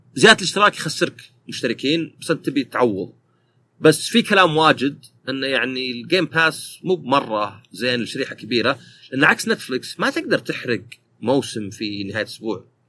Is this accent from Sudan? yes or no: no; Saudi Arabia; عندنا في السعوديه